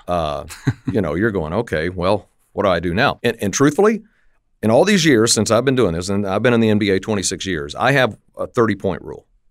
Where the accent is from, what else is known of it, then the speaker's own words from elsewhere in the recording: Lubbock, Texas, United States; I grew up in West Texas, Lubbock, Texas, and it was kinda up on the high plains